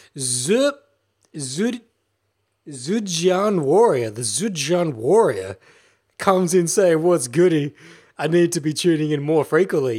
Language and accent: English; Australia; I'm an Australian guy